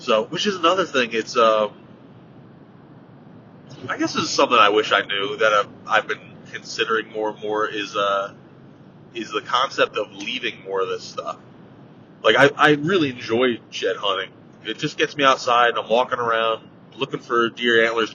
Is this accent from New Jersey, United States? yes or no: yes; New Jersey, United States; I grew up in New Jersey, not Louisiana